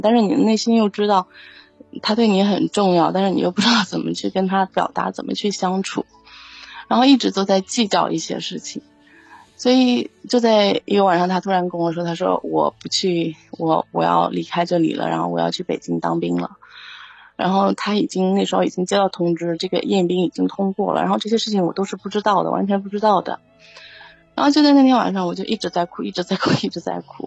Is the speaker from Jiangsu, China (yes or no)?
yes; Xuzhou, Jiangsu, China; 我不是北京人，我老家是江苏徐州啊